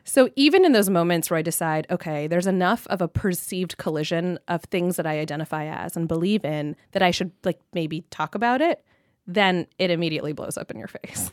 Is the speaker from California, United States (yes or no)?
yes; Southern California, United States; I'm from Southern California, I'm Pakistani Muslim